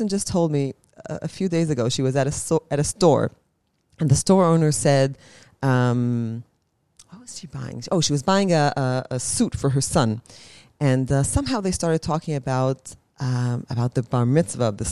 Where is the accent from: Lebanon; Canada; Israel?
Israel; Ra'anana, Central District; moved away as an adult; now in Jerusalem, Israel; I grew up in Ra'anana, which is very, very homogenous